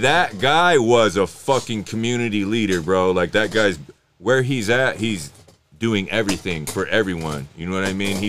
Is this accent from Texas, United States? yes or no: no; Idaho, United States; I'm indigenous. I'm from fucking Idaho, bro. I'm from the Reds.